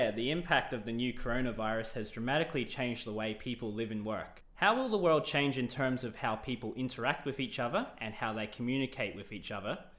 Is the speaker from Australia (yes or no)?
yes; Australia; accent: Australian; also born or lived in New Zealand; my accent is definitely Australian, but if you have spoken to some of my colleagues also from Australia